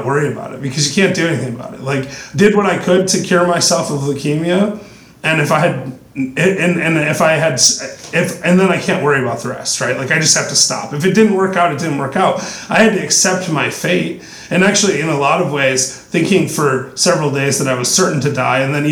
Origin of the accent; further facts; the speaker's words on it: West Michigan, United States; I grew up in West Michigan, which had a lot of Protestant Dutch influence.